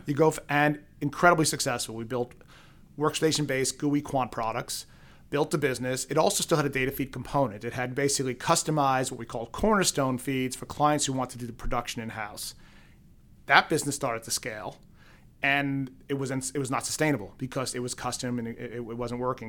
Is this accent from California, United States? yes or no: no; New York City, New York, United States; now in Boston, United States; growing up in Queens